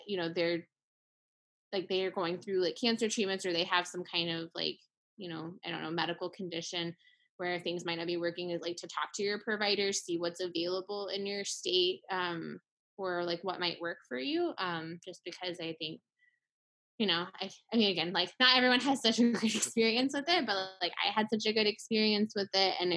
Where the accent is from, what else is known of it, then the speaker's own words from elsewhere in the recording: Tennessee, United States; growing up in Tennessee